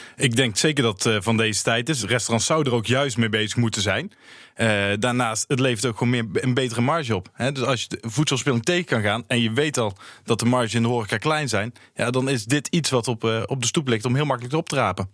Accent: Tilburg, North Brabant, Netherlands; kom mezelf uit Tilburg

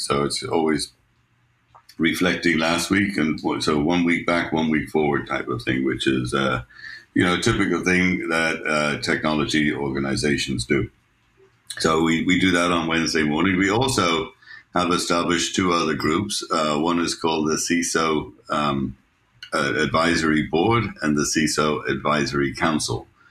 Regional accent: Ireland; moved away as an adult; now in United States; My wife is Swiss, and uh, I'm Irish, and we you know, I've lived in the U.S. for 40 years

